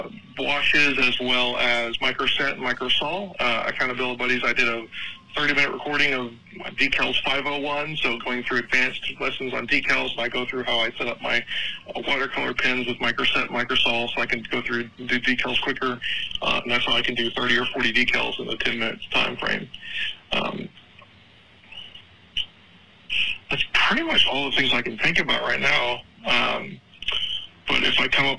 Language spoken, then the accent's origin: English; Texas, United States; being a Texan